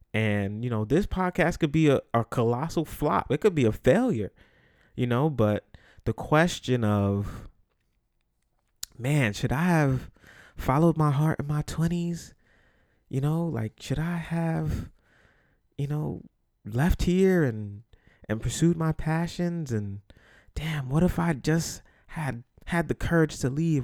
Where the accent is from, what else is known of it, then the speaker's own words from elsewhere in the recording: New York City, New York, United States; the Bronx, New York, where I'm from